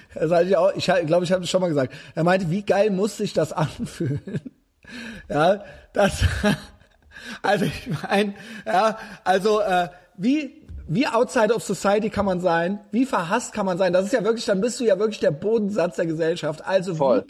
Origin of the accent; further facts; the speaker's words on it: Germany; als Deutscher